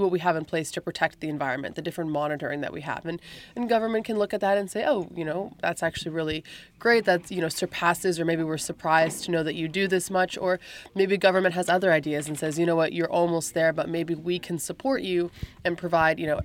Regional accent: Canada; I'm from Canada

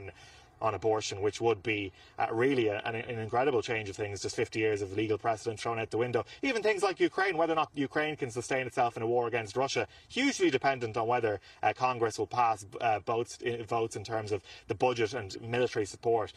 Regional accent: Ireland; I'm Irish

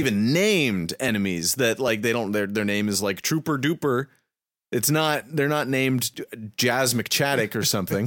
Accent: United States; me and my friends are filthy Americans

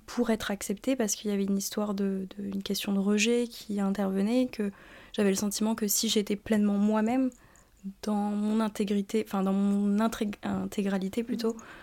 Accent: New Caledonia; moved away as an adult; now in France; j'ai grandi euh, en Nouvelle-Calédonie

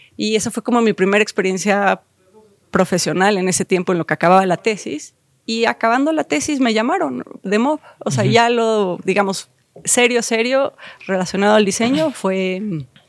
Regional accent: Mexico City, Mexico; yo crecí aquí en la Ciudad de México.

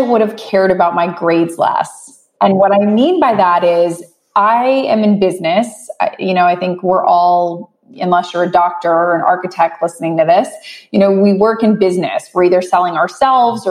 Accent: West Palm Beach, Florida, United States; I grew up in West Palm Beach, Florida

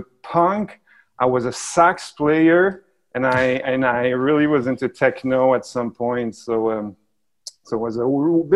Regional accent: Montreal, Quebec, Canada; I'm from here originally.

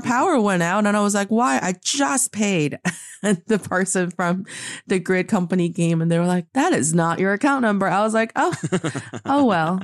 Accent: Northeast China, China; now in Beijing, China; my hometown in the northeast part of China

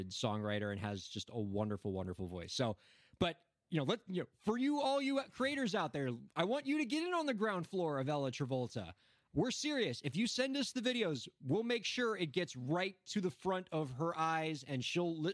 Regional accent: Miami, Florida, United States; I'm from Miami, Florida

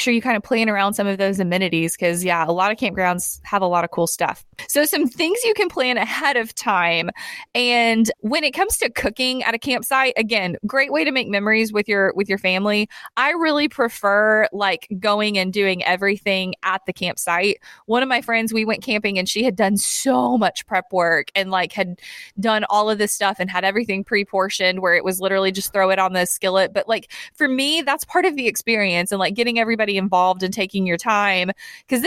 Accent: Tennessee, United States; I'm from Tennessee.

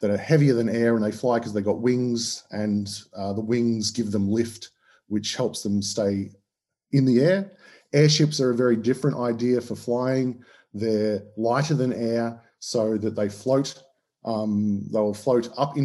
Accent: Australia; accent: Australian; As you can tell from my accent, I'm Australian.

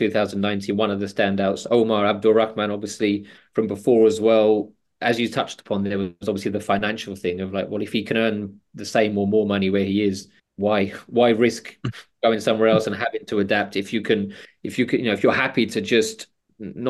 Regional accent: England, United Kingdom; as an Englishman

